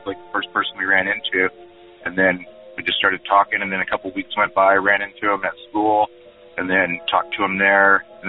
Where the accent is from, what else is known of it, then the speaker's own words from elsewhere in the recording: Modesto, California, United States; also born or lived in Lathrop, California; We moved to Modesto from Lathrop when I was in, like, going into fourth grade